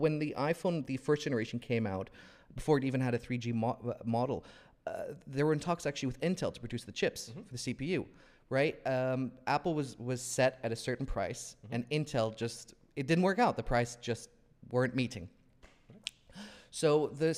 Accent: Saudi Arabia; I grew up in Saudi Arabia

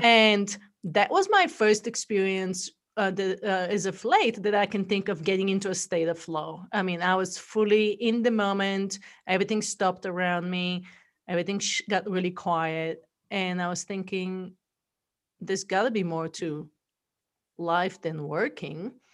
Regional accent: Bulgaria; accent: funky accent; English is a second language; moved away as an adult; now in United States; I'm originally from Bulgaria. That's where the accent is from

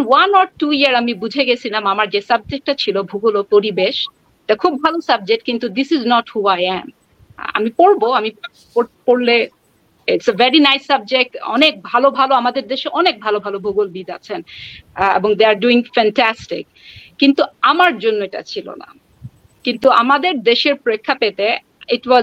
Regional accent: Bangladesh; আমি ঢাকা ইউনিভার্সিটি থেকে বাংলাদেশ থেকে এসেছি দু সপ্তাহ আগে আমার আন্ডারগ্রাড কমপ্লিট করেছি

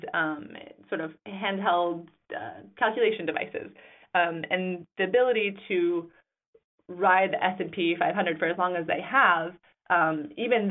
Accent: Grand Rapids, Michigan, United States; now in New York, United States; I was born and raised in Grand Rapids, Michigan

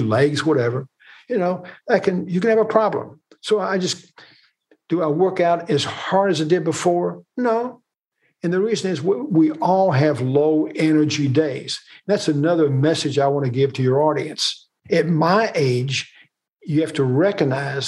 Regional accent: Kentucky, United States; We're from Kentucky

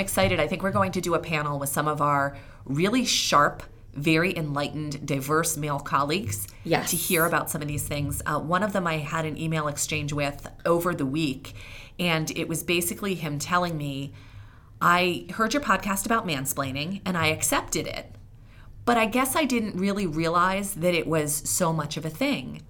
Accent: Philadelphia, Pennsylvania, United States; now in New England, United States; I live in New England, but I'm originally from Philadelphia.

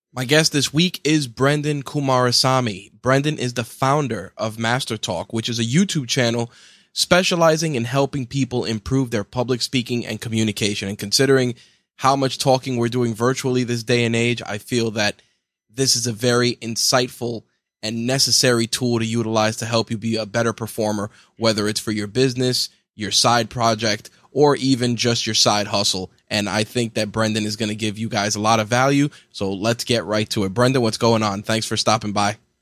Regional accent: New York, United States; As a New Yorker

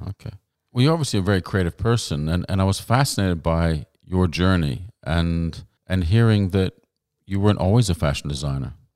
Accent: White Rock, British Columbia, Canada; moved away; also born or lived in England / Saskatchewan; born in England, grew up in Canada

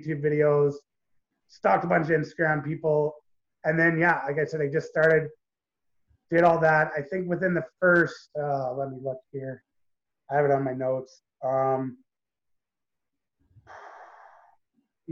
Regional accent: Canada; I'm Canadian

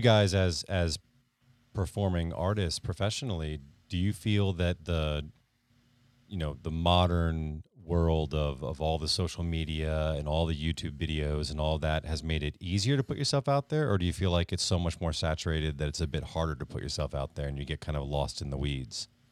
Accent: Connecticut, United States; born or raised there

